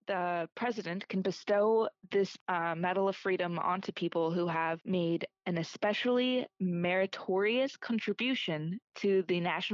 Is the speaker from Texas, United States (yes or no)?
no; Oregon, United States; now in Florida, United States; I was born in Oregon and I love the Pacific Northwest and mountains and not swamps.